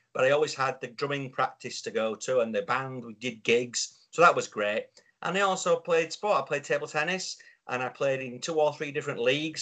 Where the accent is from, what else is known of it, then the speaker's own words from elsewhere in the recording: Yorkshire and the Humber, United Kingdom; I'm a Yorkshireman